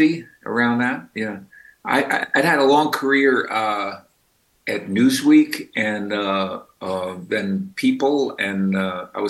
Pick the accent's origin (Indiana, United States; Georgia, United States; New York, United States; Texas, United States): New York, United States; New York City; also born or lived in Brooklyn / Westchester; I've been in Brooklyn now for more than 20 years, but I grew up in the Bronx